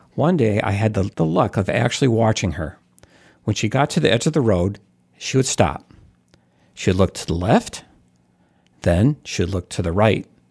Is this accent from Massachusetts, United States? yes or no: no; New York, United States; When I was growing up in New York, we always had outdoor cats